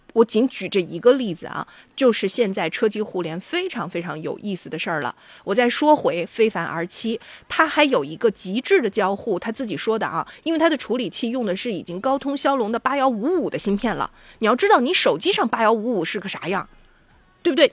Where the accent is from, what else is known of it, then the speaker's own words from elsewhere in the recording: northern China, China; 我们作为北方人